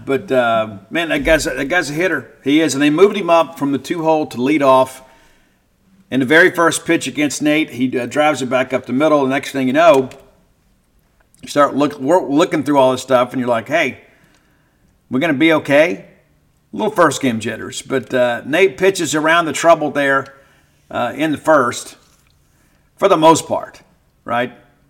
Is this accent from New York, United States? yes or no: no; South Mississippi, United States; I'm from South Mississippi.